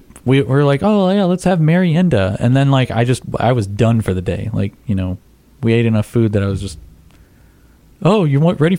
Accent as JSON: {"language": "English", "country": "United States", "said": "as an American"}